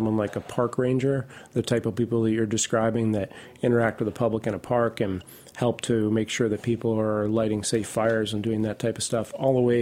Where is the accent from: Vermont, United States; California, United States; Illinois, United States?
Vermont, United States; moved away as an adult; I grew up in Vermont, and I live not far from where I grew up